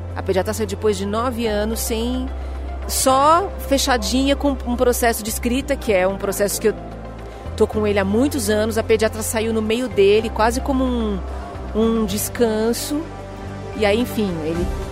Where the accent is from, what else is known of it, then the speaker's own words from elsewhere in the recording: São Paulo, Brazil; Eu sou eu sou brasileira, nasci em São Paulo